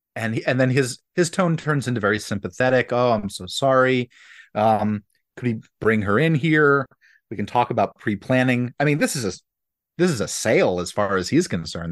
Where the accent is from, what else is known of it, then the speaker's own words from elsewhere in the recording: Philadelphia, Pennsylvania, United States; when I was growing up in Philadelphia